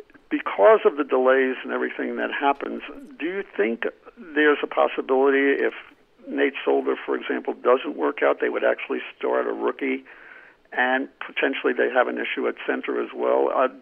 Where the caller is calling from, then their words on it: New Mexico, United States; Hi, this is … from New Mexico.